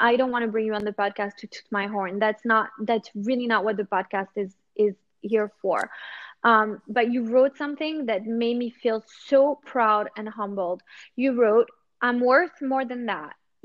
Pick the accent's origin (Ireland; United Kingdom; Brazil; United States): United States; New York; now in Monaco; originally, I'm from New York. But yeah, we kind of live here